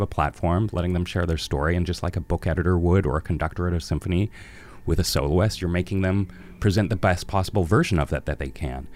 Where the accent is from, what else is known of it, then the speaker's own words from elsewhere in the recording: Vancouver, British Columbia, Canada; I've lived in Vancouver my entire life. I was born in St. Paul's Hospital.